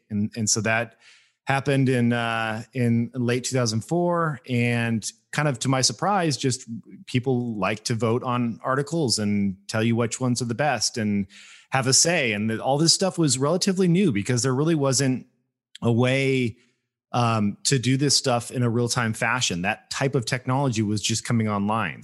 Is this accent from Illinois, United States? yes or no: no; Las Vegas, Nevada, United States; moved away; also born or lived in Bay Area; I grew up in Las Vegas, Nevada. Like, I was, I moved out there.